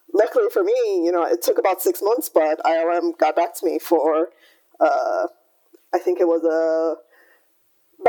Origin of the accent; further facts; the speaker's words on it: Hawaii, United States; moved away; also born or lived in California; I grew up in Hawaii, I went to university in California